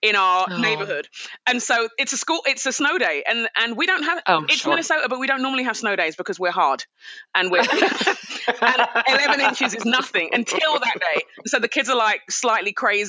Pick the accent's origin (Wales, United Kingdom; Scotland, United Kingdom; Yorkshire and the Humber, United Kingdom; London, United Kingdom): London, United Kingdom; I'm a Nigerian Londoner. So my parents are Nigerian, moved to England in the 60s. I was born in London, raised in London